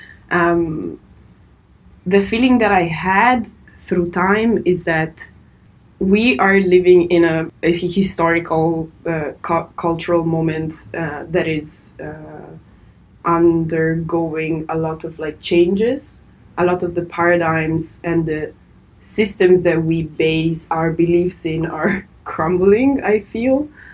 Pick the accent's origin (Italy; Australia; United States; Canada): Italy; I was born and raised in Italy